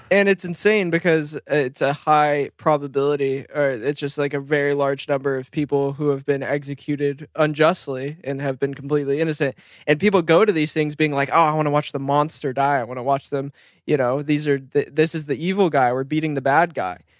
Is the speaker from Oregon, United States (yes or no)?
yes; Bend, Oregon, United States; moved away; also born or lived in Bakersfield, California; growing up in Bend